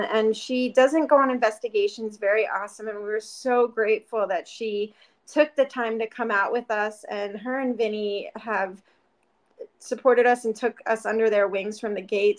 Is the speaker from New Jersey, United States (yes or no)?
no; Pennsylvania, United States; now in Arizona, United States; I grew up in Pennsylvania